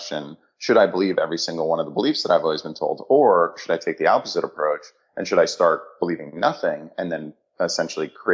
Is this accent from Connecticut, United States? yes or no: yes; Connecticut, United States; also born or lived in New York City; So I ended up growing up in Connecticut, about an hour outside of the city